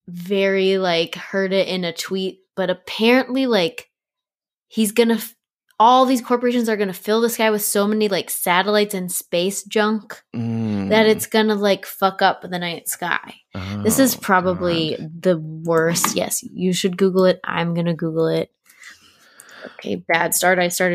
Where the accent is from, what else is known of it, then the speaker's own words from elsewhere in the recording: Maryland, United States; Kind of everywhere, but mostly Maryland.